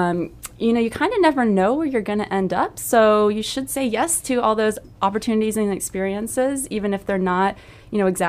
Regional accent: Snellville, Georgia, United States; now in Sarasota, United States; I am from a suburb outside of Atlanta called Snellville, Georgia

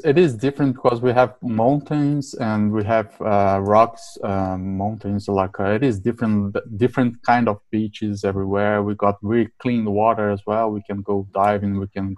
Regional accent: South Brazil, Brazil; moved away; I was born and raised in a small town in the middle of South Brazil

